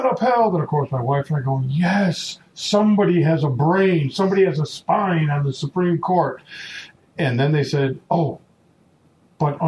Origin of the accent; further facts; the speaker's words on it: United States; we as Americans